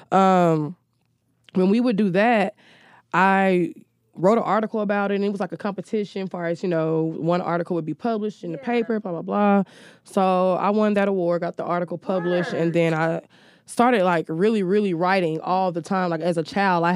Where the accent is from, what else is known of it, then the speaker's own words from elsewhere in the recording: Newnan, Georgia, United States; moved away; also born or lived in Alabama; I'm originally from Noonan, Georgia, which is like 30 miles south of Atlanta